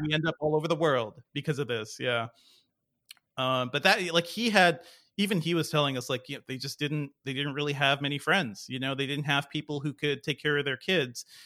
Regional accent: Hartford, Connecticut, United States; moved away as an adult; also born or lived in Guyana; now in Atlanta, United States; I grew up in Connecticut, in Hartford, Connecticut

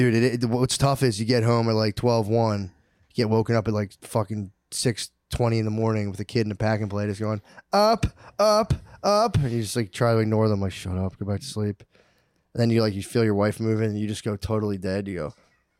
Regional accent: Pennsylvania, United States; now in New York, United States; I came from Pennsylvania. Custom. Now I'm in New York, and you guys have totally different custom around walled gardens and weeds.

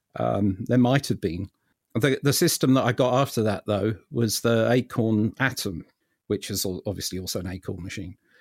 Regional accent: London, United Kingdom; I was born in London

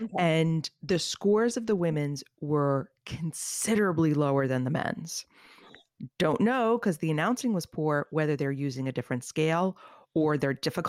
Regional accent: East Coast, United States; I grew up on the East Coast. There's no surfing culture.

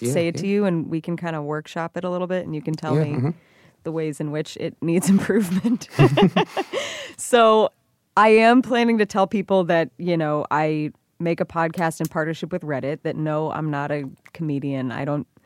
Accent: Cleveland, Ohio, United States; I'm from Cleveland

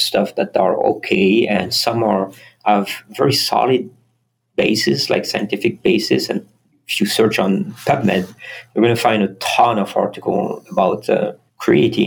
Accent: France; moved away; also born or lived in Strasbourg / south of France; I was born in France

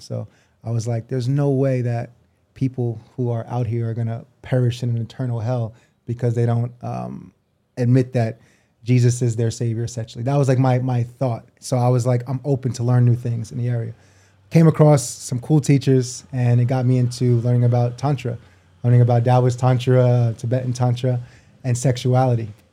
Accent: New York, United States; moved away as an adult; also born or lived in New Jersey / Japan / Australia; I'm from New York originally, um, between there and Jersey

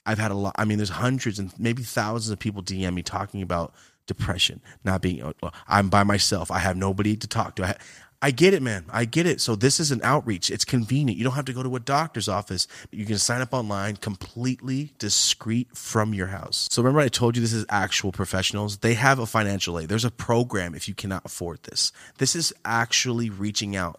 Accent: Merced, California, United States; now in Irvine, United States; I'm from Merced

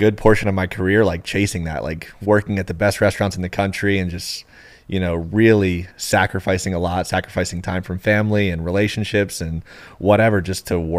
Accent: outside of Philadelphia, Pennsylvania, United States; moved away as an adult; also born or lived in South Florida; I grew up not in Pittsburgh, outside of Philadelphia

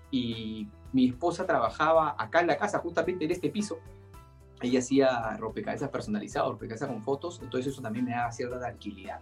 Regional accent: Peru; nos hemos generado como peruanos

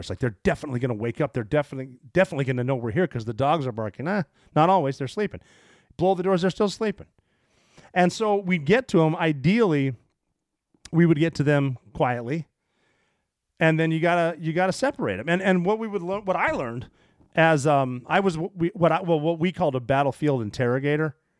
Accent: Montana, United States; I grew up in Montana

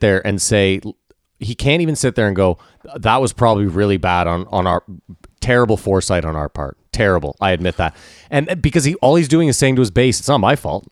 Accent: Canada; I'm Canadian

